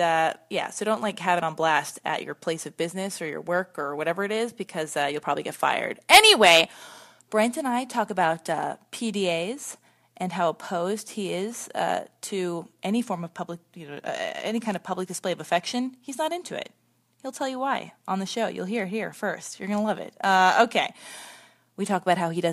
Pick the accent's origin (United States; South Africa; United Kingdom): United States; Los Angeles, California; we both were born and raised in Los Angeles